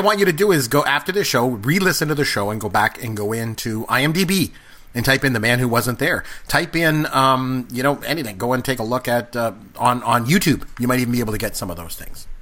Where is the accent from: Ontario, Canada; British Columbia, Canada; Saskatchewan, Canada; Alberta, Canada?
Ontario, Canada; Port Elgin; I grew up in Port Elgin, Ontario